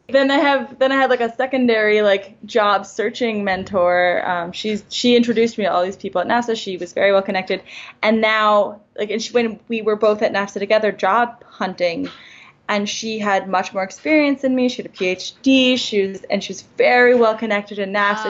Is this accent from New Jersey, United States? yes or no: no; New York, United States; I'm from New York.